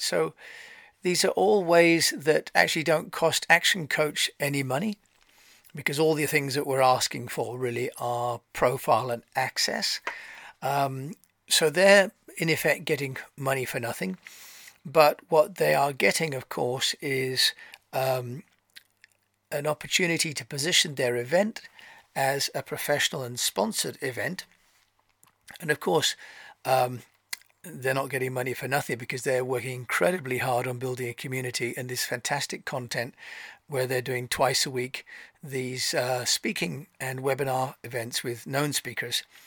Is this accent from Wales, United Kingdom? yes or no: no; Canterbury, South East England, United Kingdom; I'm from Canterbury